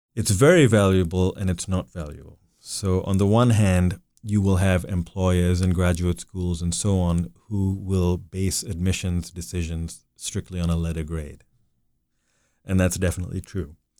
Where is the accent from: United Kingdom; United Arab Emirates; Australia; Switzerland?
United Arab Emirates; Dubai; the Dubai gri-, that I grew up in really no longer exists